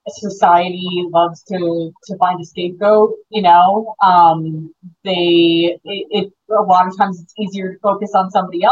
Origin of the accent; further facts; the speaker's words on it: Monroe, Connecticut, United States; I grew up in Monroe